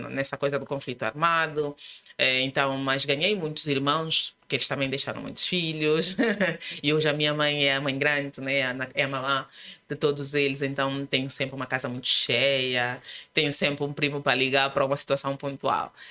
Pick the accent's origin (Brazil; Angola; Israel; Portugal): Angola; Luanda, Luanda Province; Luanda. Os meus pais são da Gabela. Eu sempre digo que nasci na Gabela, mas não.